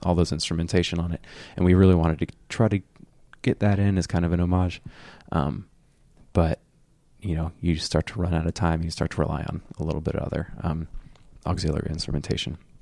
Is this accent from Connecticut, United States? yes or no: no; Fort Myers, Florida, United States; born or raised there